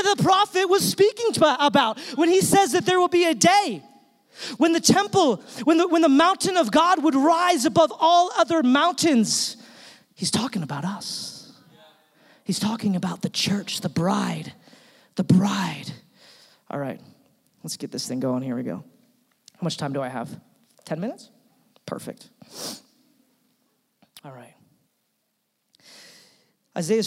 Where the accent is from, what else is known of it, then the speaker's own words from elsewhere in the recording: Utah, United States; we're from Utah